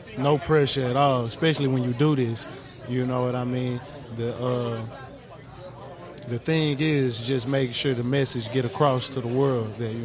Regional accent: Orange, Texas, United States; also born or lived in Houston, Texas; Orange, Texas.

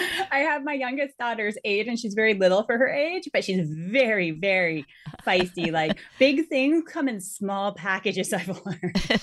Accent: Northwest Territories, Canada; moved away; I'm originally from the Northwest Territories and we're the Dene

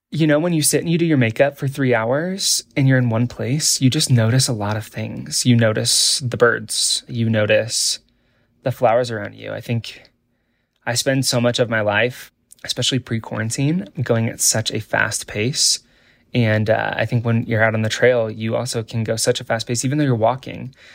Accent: Nebraska, United States; I grew up in Nebraska in an incredibly, uh, beautiful environment

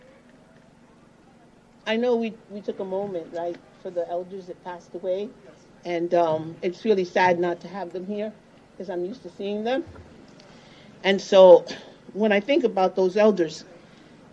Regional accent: Puerto Rico; moved away; I come from Borinquen, a.k.a. Puerto Rico

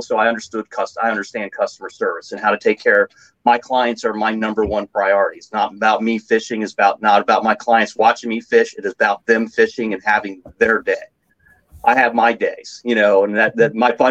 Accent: Northern Maryland, United States; also born or lived in Ohio; I grew up in Northern Maryland, right below York in Merrill Line

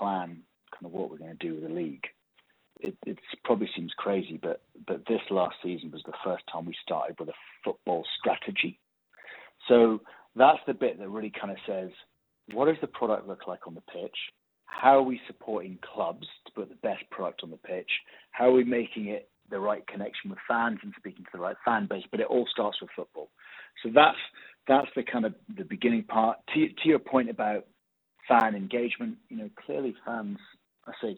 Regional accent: United Kingdom; moved away as an adult; now in Australia; I come, probably tell by my accent, I come from the UK.

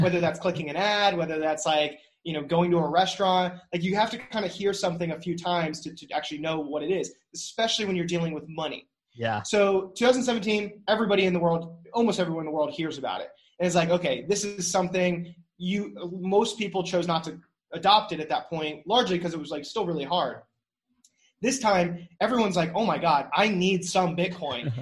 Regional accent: North Carolina, United States; moved away as an adult; also born or lived in New York; I love North Carolina. I love building here. It's my hometown

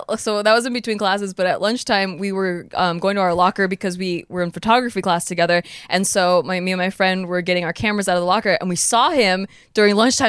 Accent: Santa Barbara, California, United States; I'm Filipino, and my family's Filipino. But then I never met one in Santa Barbara

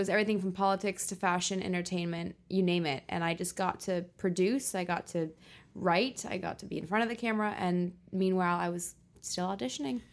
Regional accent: Los Angeles, California, United States; also born or lived in Guildford, England; I was born in Guilford, West Sussex in England, in the countryside, but moved to Los Angeles when I was five. So I'm very much both a Brit and an American

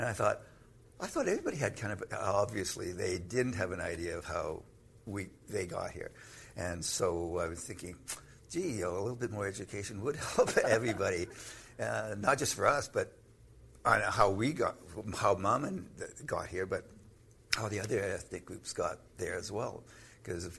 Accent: Canada; I'm Canadian.

